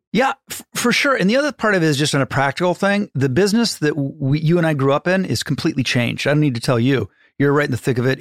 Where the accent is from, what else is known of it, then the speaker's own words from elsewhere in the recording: Ohio, United States; I'm from Ohio